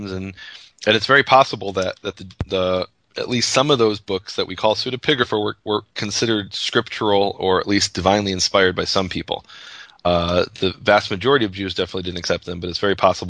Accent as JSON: {"language": "English", "town": "Chicago", "region": "Illinois", "country": "United States", "said": "I'm from Chicago"}